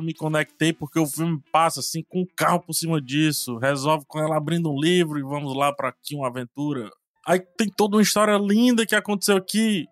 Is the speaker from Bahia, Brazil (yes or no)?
no; Ceará, Brazil; eu sou cearense